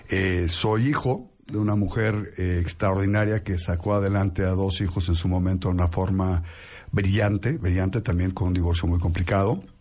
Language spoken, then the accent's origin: Spanish; Mexico; soy un mexicano que, disfruta lo que hace, que, que ama a México